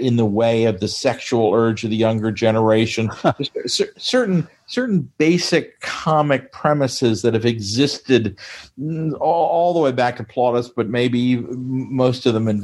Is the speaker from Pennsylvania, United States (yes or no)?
yes; York, Pennsylvania, United States; I was born and raised in Little York, Pennsylvania, in the Amish country of Pennsylvania, real apple country, went to high school there